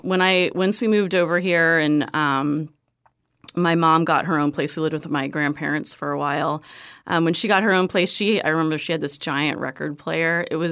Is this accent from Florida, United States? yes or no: yes; Florida, United States; also born or lived in Texas; I say I'm from Florida, and my family lived in Florida, but my mom and dad were relocated to Texas for a very, very short period of time, and I was actually born in Texas.